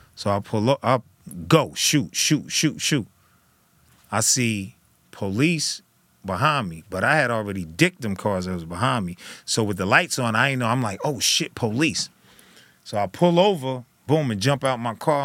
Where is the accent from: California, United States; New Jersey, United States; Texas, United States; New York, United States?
New Jersey, United States; I was from Jersey